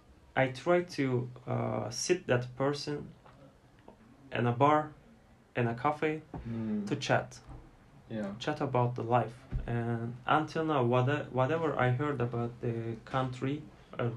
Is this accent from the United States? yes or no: no; Turkey; I'm from Turkey